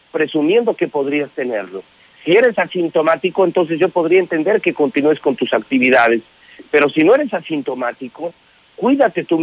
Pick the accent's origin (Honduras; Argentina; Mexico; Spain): Mexico; somos mexicanos